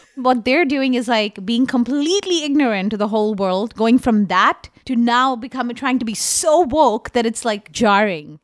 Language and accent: English; India; as an Indian person